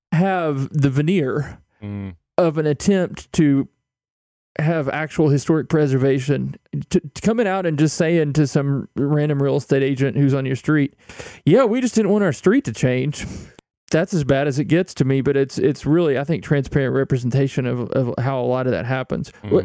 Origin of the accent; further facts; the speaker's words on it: Louisa, Kentucky, United States; And let me just say, coming from a dry county in eastern Kentucky, I don't think that's true.